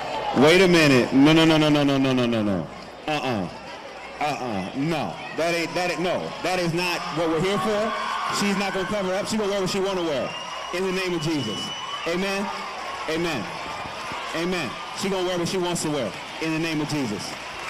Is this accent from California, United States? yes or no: yes; Oakland, California, United States; I am from Oakland now.